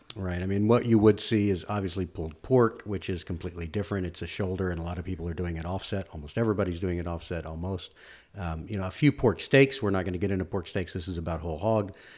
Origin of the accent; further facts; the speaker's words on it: Austin, Texas, United States; I grew up in East Austin